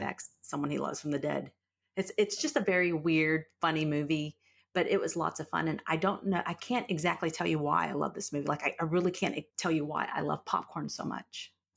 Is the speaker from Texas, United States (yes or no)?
yes; Fort Worth, Texas, United States; I grew up in Fort Worth, and I'm kind of one of those old Fort Worth